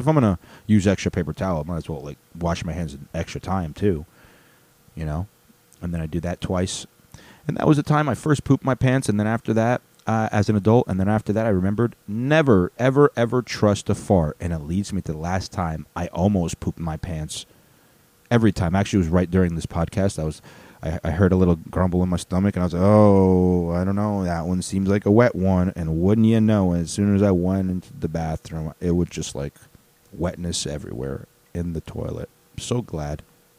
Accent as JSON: {"language": "English", "town": "Chicago", "region": "Illinois", "country": "United States", "said": "I'm saying … lyrics because we're both from Chicago, even though you couldn't tell from my airplane."}